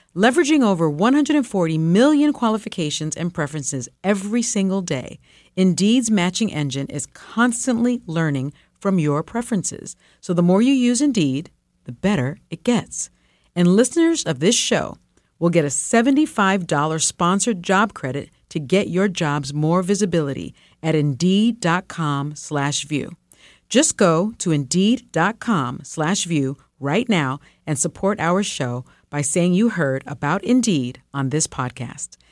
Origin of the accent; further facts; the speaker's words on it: New York City, New York, United States; first language Spanish; English is a second language; I was born in the Bronx projects and raised in the South Bronx projects